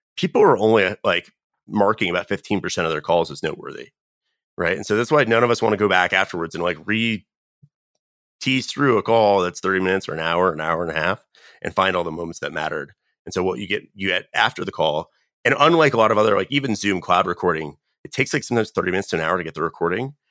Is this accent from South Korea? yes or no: no; North Carolina, United States; moved away; I'm originally from North Carolina.